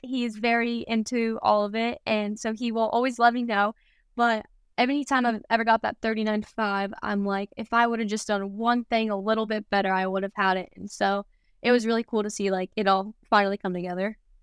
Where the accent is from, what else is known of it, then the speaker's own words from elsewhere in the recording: Kansas, United States; moved away; more kind of in the Midwest since I'm from Kansas